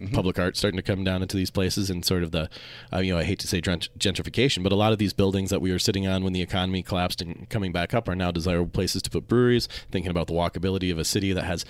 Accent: Minnesota, United States; moved away as an adult; also born or lived in Seattle, Washington; now in Salt Lake City, United States; I grew up in Minnesota, did some various academic things, was in Seattle before I came here

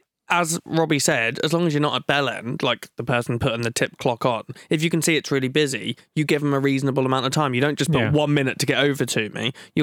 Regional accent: United Kingdom; we're also British

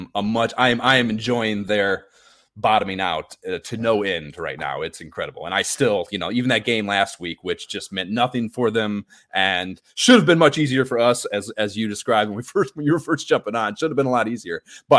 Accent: Pensacola, Florida, United States; born there; I was born in Pensacola, Florida. I hate Miami.

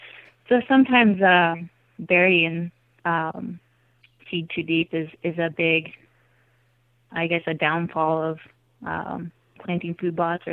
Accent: Iowa, United States; So I grew up in South Central Iowa, and I was able to stay kind of around the area. I moved a little closer to Des Moines, and grew up on a farm

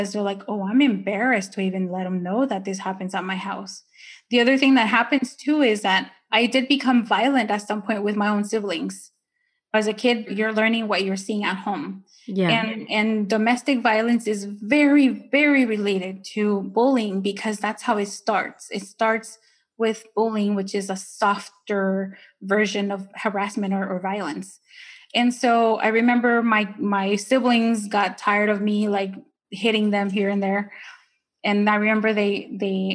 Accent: Ontario, California, United States; English is a second language; moved away as an adult; also born or lived in Nicaragua; now in Maryland, United States; I grew up in Ontario or Ontario.

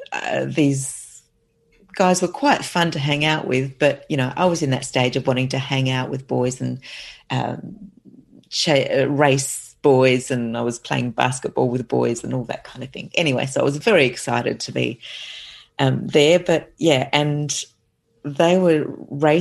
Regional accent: South Australia, Australia; I'm from South Australia

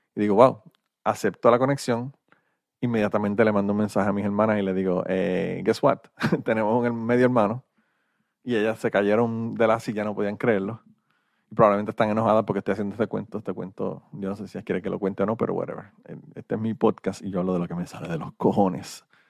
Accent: Puerto Rico; yo soy boricua

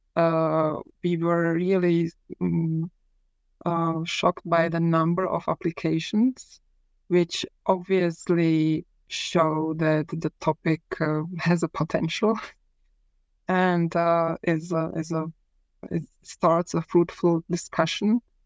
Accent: Prague, Czechia; I was born in Prague uh, in the early 1970s, which means that um, I spent my childhood

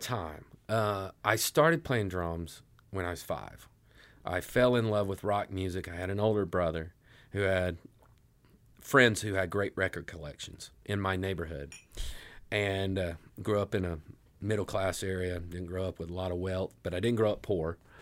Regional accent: Elizabethton, Tennessee, United States; moved away as an adult; also born or lived in Johnson City, Tennessee / Knoxville, Tennessee; now in Nashville, United States; I was born in Johnson City, and I grew up in a small town called Elizabethton.

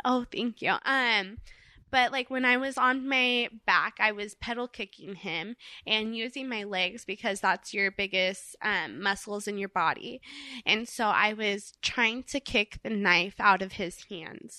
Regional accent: Orange County, California, United States; when I was a little girl, I grew up in Orange County, California.

